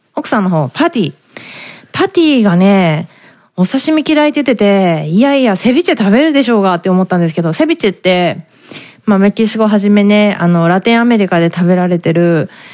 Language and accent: Japanese; Japan; born or raised there; moved away as an adult; now in San Diego, United States